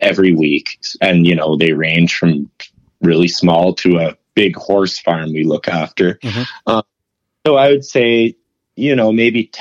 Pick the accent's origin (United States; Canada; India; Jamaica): Canada; I'm a Canadian